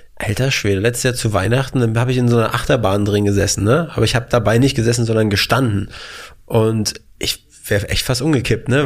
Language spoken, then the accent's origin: German; Mecklenburg-Vorpommern, Germany; now in Berlin, Germany; wir kommen aus MacPom, zwei Stunden mit dem Auto in die Heimat